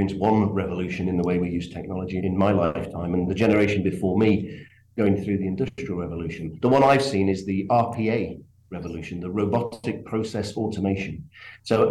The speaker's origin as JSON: {"language": "English", "region": "England", "country": "United Kingdom", "said": "I'm from England, as you can probably tell from my accent"}